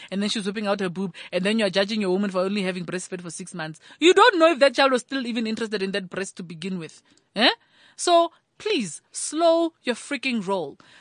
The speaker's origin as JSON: {"language": "English", "town": "Thaba Nchu", "region": "Free State", "country": "South Africa", "tie": "born or raised there", "said": "I grew up in Tabanchu, which has a lot of Basotho and, uh, Batswana contingent"}